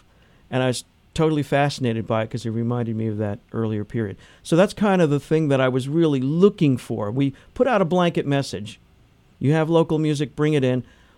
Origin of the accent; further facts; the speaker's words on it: New Jersey, United States; moved away as an adult; I came here in 1978 from New Jersey to go to school at Muhlenberg